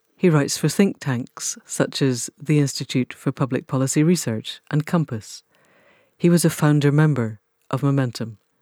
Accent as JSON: {"language": "English", "region": "Scotland", "country": "United Kingdom", "tie": "born or raised there", "said": "I grew up in Scotland"}